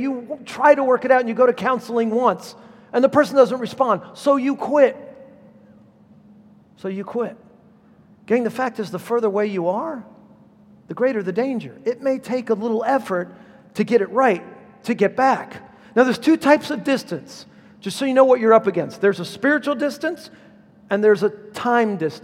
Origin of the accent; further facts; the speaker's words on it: Southern California, United States; I'm from Southern California